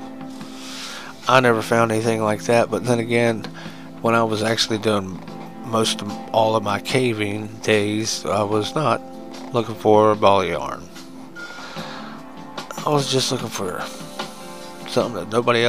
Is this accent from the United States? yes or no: yes; United States; I like being American